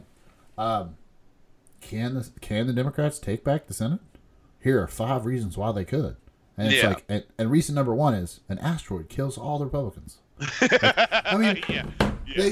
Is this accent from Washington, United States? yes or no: no; West Virginia, United States; moved away; also born or lived in Lexington, Kentucky; we grew up in West Virginia